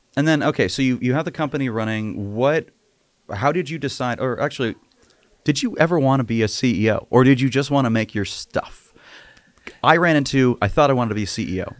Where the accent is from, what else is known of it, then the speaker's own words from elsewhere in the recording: San Diego, California, United States; I grew up in San Diego